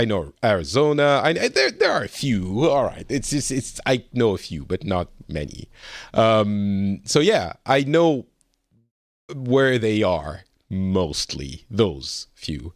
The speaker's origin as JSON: {"language": "English", "country": "France", "moved": "yes", "lives_now": "Finland", "said": "I'm originally from France. I'm currently in Finland"}